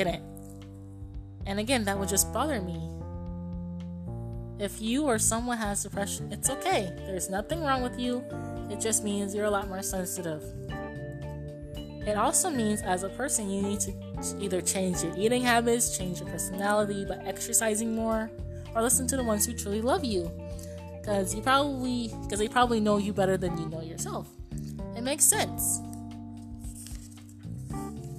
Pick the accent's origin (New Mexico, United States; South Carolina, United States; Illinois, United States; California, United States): Illinois, United States; Chicago; I grew up in Chicago, Illinois, but originally born in a totally other state